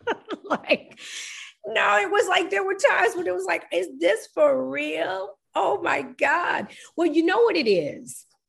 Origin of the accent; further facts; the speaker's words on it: New York, United States; I'm New York